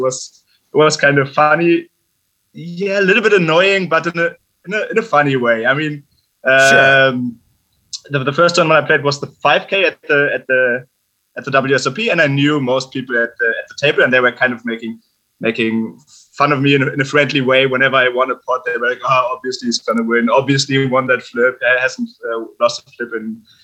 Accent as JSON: {"language": "English", "region": "Berlin", "country": "Germany", "tie": "born or raised there", "moved": "as an adult", "lives_now": "Vienna, Austria", "said": "I grew up in Berlin, Germany, normal life, kind of boring normal life"}